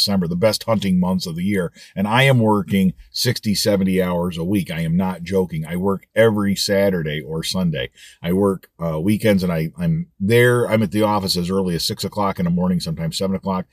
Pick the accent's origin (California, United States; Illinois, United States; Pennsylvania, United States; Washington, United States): Pennsylvania, United States; Bradford County; I'm from Bradford County, grew up here